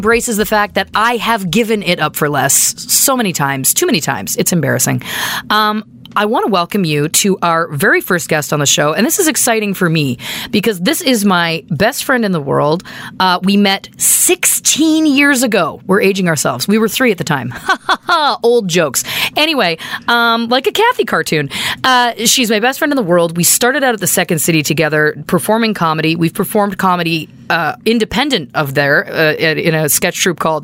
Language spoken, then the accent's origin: English; Canada; We're from Canada.